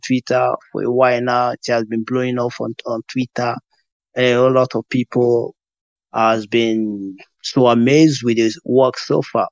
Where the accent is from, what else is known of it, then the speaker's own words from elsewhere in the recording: Nigeria; being a Nigerian